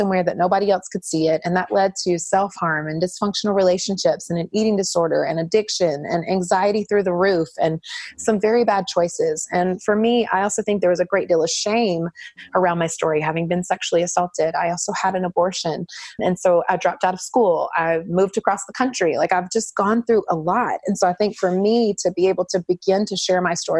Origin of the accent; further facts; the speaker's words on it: North Carolina, United States; I was raised in the Southeast in North Carolina